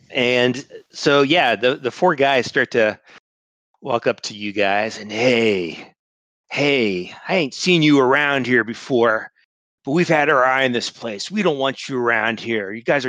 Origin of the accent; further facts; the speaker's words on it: Chicago, Illinois, United States; I don't even sound like I'm from Chicago.